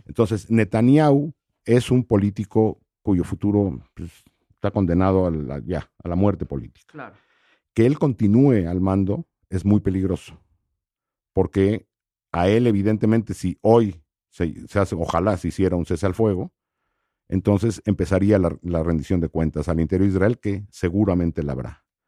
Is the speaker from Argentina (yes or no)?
no; Mexico; yo soy mexicano